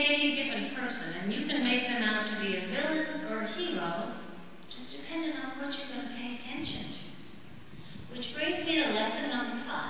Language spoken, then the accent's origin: English; Midwest, United States; now in Nashville, United States; I'm kind of a creative, go-with-the-flow Midwesterner